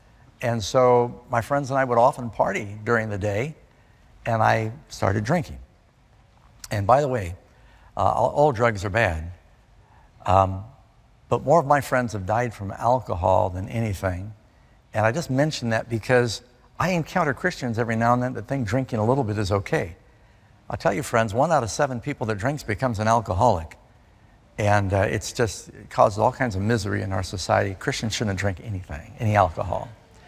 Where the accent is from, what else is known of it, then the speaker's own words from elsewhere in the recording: Burbank, California, United States; born there; also born or lived in Miami Beach / New York City; I was born in Burbank, California. And Dad and Mom split. He ended up moving his business to Miami Beach. Mom moved to New York City. My brother and I moved around through these different places.